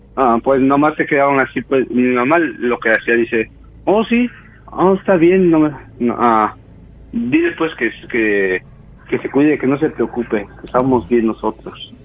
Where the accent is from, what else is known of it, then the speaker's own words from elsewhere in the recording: Oaxaca, Mexico; also born or lived in Mexico City; yo soy nacido en la Ciudad de México, pero criado en Oaxaca, yo pues digo que soy de Oaxaca.